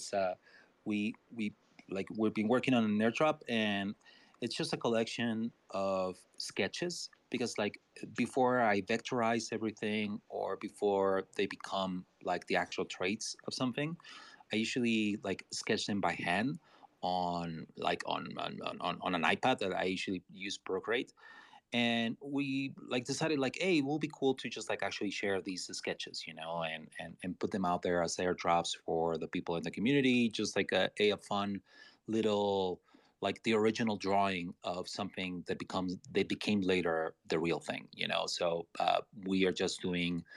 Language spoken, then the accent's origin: English; Mexico; I'm Latino. I'm from Mexico